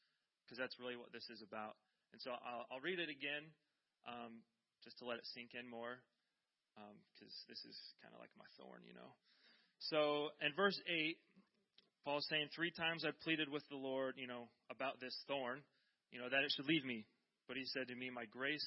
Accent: Iowa, United States; now in California, United States; I'm from Iowa

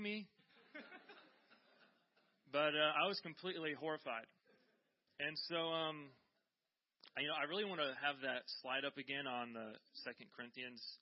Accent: Iowa, United States; now in California, United States; I'm from Iowa

